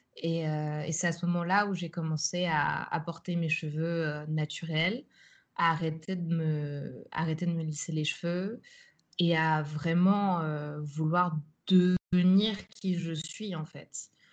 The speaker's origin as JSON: {"language": "French", "town": "Nogent-sur-Marne", "region": "Île-de-France", "country": "France", "tie": "born or raised there", "moved": "as an adult", "lives_now": "Amsterdam, Netherlands", "said": "j'ai grandi en banlieue parisienne, à Nogent-sur-Marne"}